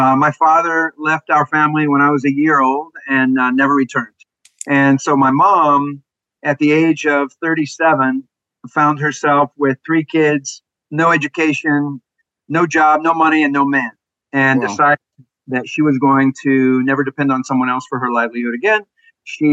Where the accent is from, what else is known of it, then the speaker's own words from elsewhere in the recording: Austin, Texas, United States; moved away as an adult; also born or lived in Dallas, Texas / Connecticut / Nicaragua; I was born and raised in Texas, actually. Born in Dallas, grew up in Austin, went back to Dallas for high school.